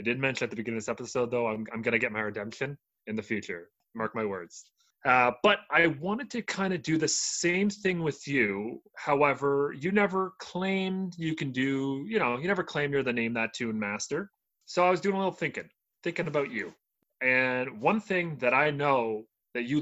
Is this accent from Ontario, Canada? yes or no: yes; Toronto, Ontario, Canada; But we don't speak like that. Maybe because we're from Toronto.